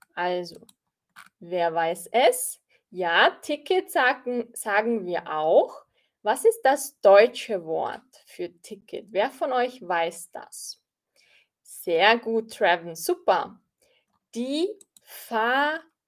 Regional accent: Austria; Ich bin aus Österreich

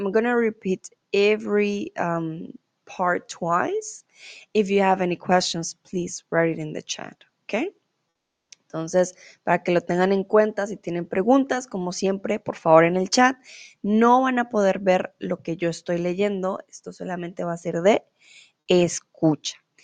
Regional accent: Colombia

